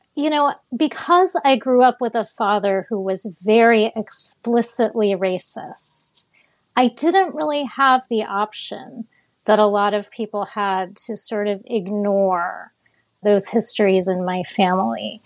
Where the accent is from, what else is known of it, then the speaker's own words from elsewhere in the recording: Miami, Florida, United States; I grew up in Miami